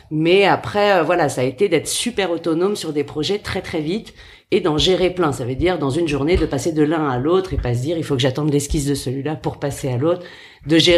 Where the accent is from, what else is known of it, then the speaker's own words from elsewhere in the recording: Paris, Île-de-France, France; parisienne pur jus